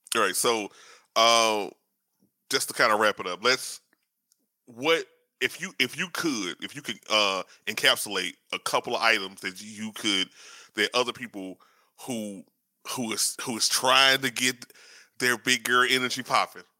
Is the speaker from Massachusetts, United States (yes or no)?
no; Shreveport, Louisiana, United States; I'm from uh, you know, up north in Louisiana, uh, Shreveport